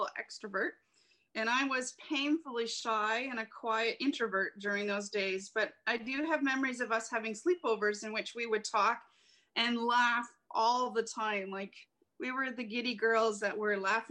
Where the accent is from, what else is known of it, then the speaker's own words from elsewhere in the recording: Cheapside, Ontario, Canada; I was born August 9th in 1972, living in Cheapside, that little village of Cheapside